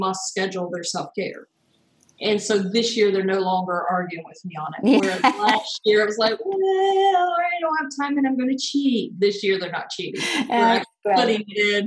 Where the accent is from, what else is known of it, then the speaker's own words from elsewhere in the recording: North Carolina, United States; accent: US; also born or lived in Denver, Colorado; now in Portugal; I'm originally from North Carolina, and then I moved to Denver, Colorado, where I spent about a decade